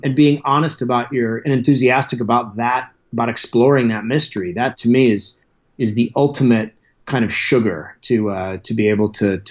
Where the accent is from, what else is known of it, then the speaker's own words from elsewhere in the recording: Alaska, United States; moved away; I grew up in Alaska